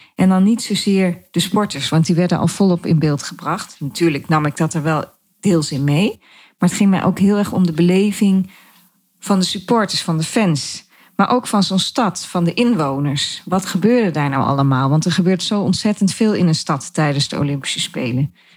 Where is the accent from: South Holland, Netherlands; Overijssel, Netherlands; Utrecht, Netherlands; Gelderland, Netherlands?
Gelderland, Netherlands; Dieren; also born or lived in De Steeg; Oorspronkelijk kom ik uit Dieren. Dat is een dorp in de gemeente Reden waar ik nog steeds woon, maar dan in een ander dorp, De Steeg